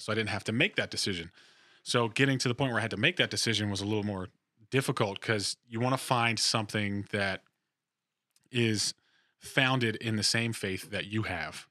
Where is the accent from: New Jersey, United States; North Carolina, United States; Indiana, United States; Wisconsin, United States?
New Jersey, United States; moved away as an adult; also born or lived in Virginia; I am from New Jersey originally